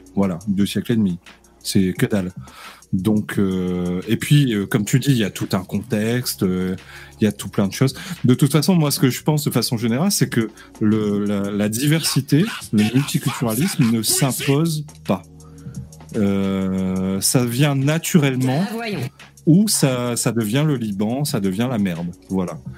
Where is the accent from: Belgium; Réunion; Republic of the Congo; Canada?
Réunion; je suis de la Réunion